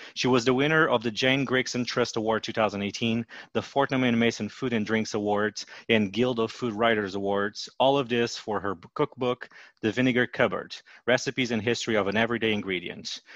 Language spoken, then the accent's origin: English; Portugal; moved away as an adult; now in Washington, D.C., United States; I'm originally from Portugal and I've been living in Washington, D.C. for the last nine years.